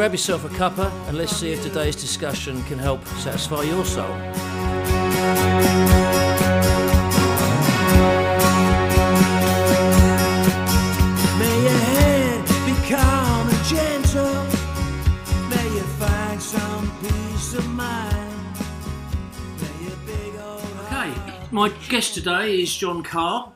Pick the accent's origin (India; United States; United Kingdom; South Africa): United Kingdom; Rochford, East of England; I grew up in Rochford